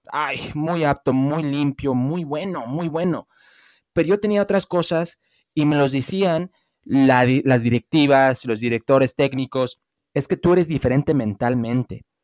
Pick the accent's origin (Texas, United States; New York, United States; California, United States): California, United States; Los Angeles; also born or lived in Las Vegas; now in Mexico; Nunca he vivido en México. Viví yo toda mi vida en Los Ángeles y lo que viene son en Las Vegas.